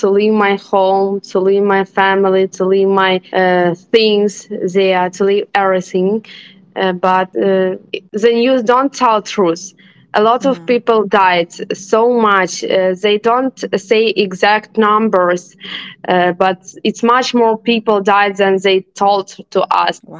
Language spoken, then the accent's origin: English; Ivano-Frankivsk, Ivano-Frankivsk Oblast, Ukraine; English is a second language; moved away as an adult; also born or lived in Kyiv, Ukraine; I'm not originally from Kiev. I'm from Western Ukraine